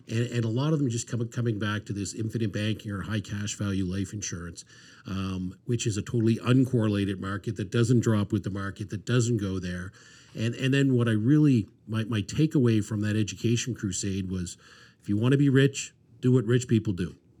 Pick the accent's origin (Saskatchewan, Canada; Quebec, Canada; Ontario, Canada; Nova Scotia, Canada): Nova Scotia, Canada; Dartmouth; grew up in Dartmouth